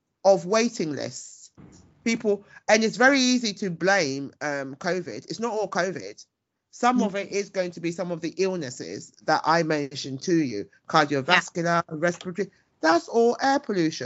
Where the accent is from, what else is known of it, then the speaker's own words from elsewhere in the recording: United Kingdom; I'm British and Ghanaian, and I am incredibly proud. I was born and bred here